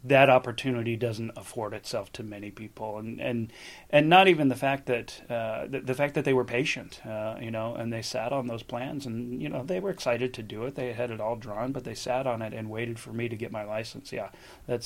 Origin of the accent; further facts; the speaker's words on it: Buffalo, New York, United States; now in Southern California, United States; I grew up in Buffalo and, cold winters and everything.